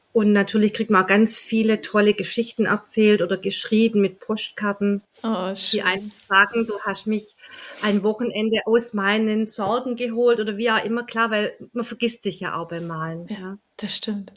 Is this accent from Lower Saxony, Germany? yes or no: no; Welzheim, Baden-Württemberg, Germany; ursprünglich komme ich aus Welsheim, ein ganz kleiner Ort im Welsheimer Wald